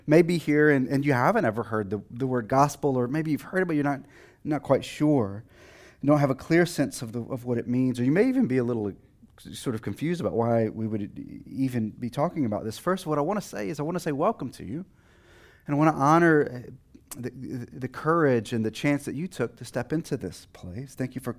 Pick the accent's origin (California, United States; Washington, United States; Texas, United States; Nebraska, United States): Texas, United States; I'm originally from Texas, and sometimes that accent comes out, sometimes it doesn't.